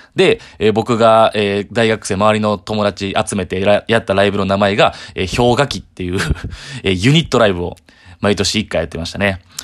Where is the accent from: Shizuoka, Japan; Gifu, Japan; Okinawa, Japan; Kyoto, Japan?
Kyoto, Japan; 関西の、まあ、僕京都なんですけど、えー、関西の普通の一般の家庭というか